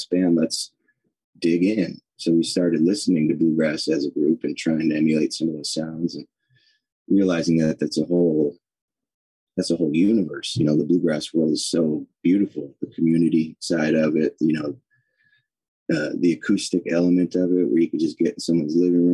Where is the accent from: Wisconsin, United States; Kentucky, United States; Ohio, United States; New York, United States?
Ohio, United States; Cleveland; I grew up in Cleveland, Ohio